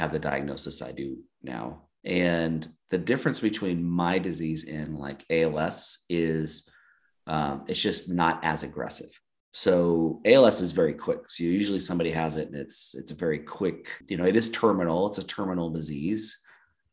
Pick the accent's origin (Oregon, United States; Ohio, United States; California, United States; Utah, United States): Oregon, United States; Eastern; moved away as an adult; also born or lived in San Diego; now in Eagle, United States; I grew up in Eastern Oregon, right on the Oregon-Idaho border